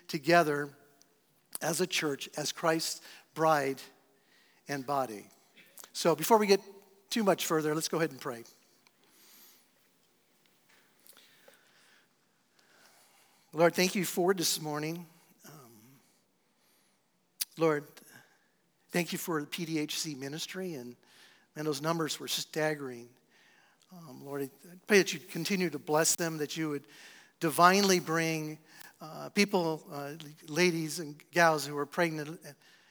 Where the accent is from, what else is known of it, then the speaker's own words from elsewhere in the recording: San Diego, California, United States; I'm from San Diego